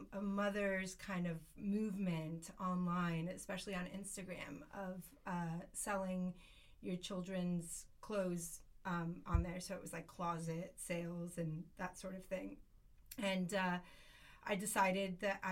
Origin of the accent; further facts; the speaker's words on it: United States; moved away as an adult; also born or lived in Spain; now in Garraf, Spain; I grew up in the States